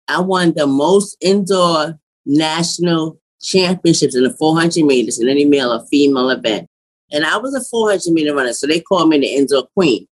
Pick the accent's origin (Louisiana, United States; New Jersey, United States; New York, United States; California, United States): New York, United States; New York City; I'm from New York City